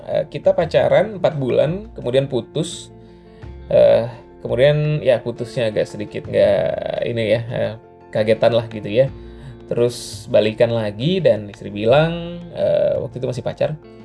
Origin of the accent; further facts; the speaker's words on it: Batam, Riau Islands, Indonesia; di Batam adalah kampung halaman saya